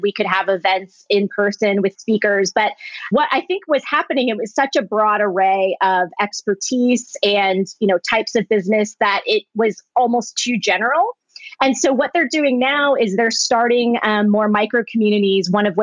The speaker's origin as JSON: {"language": "English", "town": "Springfield", "region": "Virginia", "country": "United States", "tie": "born or raised there", "also_born_or_lived": "Orange County, California / Culver City, California", "moved": "as an adult", "lives_now": "Los Angeles, United States", "said": "I grew up on the East Coast"}